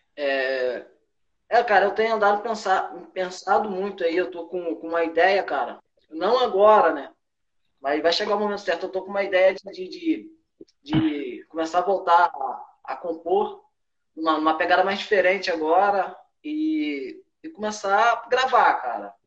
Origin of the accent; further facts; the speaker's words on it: Rio de Janeiro, Brazil; moved away; A gente, a gente é carioca